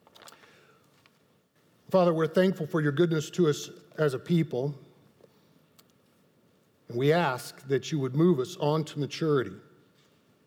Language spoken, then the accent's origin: English; Texas, United States; That's how I was raised in Texas